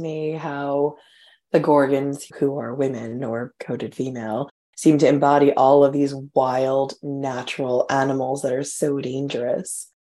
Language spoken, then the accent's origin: English; Long Island, New York, United States; moved away as an adult; also born or lived in North Carolina; now in London, United Kingdom; I grew up on Long Island. I've lived in London for like 16 years. And my family relocated down to North Carolina and I'm down there for a minute.